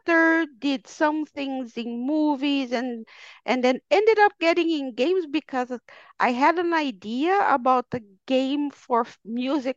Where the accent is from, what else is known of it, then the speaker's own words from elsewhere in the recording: Brazil; moved away; I am Brazilian. I was born in Brazil, but I haven't lived in Brazil for over 20 years now.